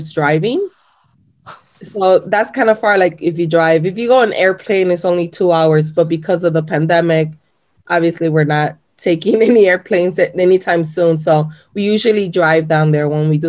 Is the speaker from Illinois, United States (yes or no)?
yes; Chicago, Illinois, United States; English is a second language; also born or lived in Puerto Rico / Florida; my mom and my dad moved to Chicago when I was about 3 years old. And then I lived in Chicago for majority of my life